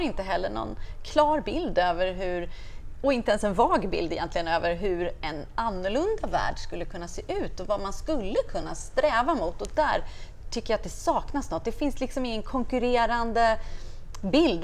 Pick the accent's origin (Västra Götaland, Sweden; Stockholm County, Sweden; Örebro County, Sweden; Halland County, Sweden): Stockholm County, Sweden; Stockholm; moved away as an adult; now in Uppsala, Sweden; Jag kommer ifrån Stockholm, flyttade till Uppsala i början på 90-talet och har bott där